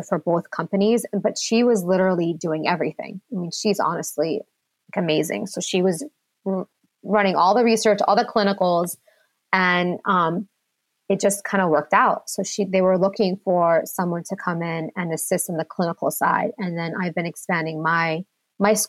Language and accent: English; United States; I'm first generation born and raised in America. I'm from Lebanon.